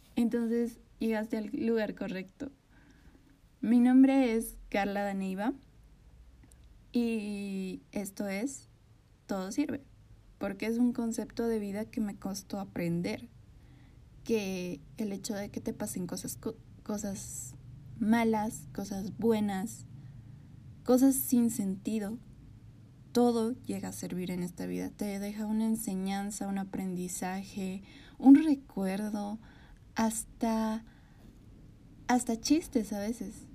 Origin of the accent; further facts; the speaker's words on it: Bolivia; Soy de Bolivia.